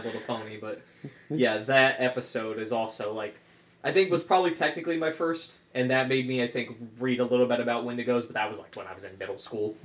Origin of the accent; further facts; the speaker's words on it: rural Ohio, United States; I grew up in kind of more rural Ohio